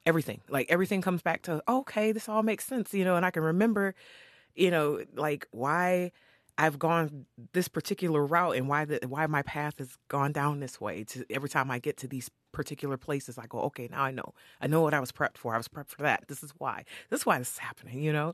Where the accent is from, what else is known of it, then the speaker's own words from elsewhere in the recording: Saint Paul, Minnesota, United States; I grew up in Rondo, the Rondo neighborhood, um, right on Carroll and Victoria